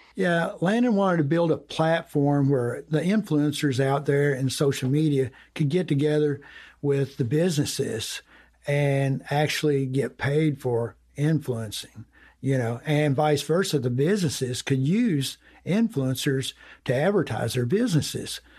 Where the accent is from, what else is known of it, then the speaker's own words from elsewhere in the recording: Breckinridge County, Kentucky, United States; I'm, I'm from Breckenridge County. It's down, it's about an hour southwest of Louisville, midway between Owensboro and Louisville